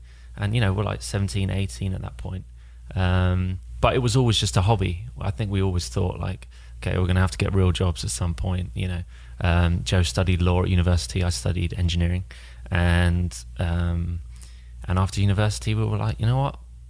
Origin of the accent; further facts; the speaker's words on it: near Sandwich, Kent, South East England, United Kingdom; Which is about 10 minutes from where I live and grew up.